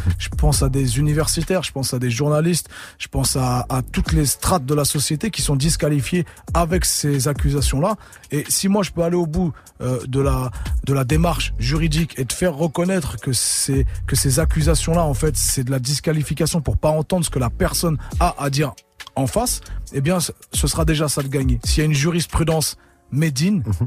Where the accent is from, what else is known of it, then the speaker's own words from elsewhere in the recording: Le Havre, Normandy, France; j'ai mon côté euh, normand, avrais, Je revendique ma ville depuis longtemps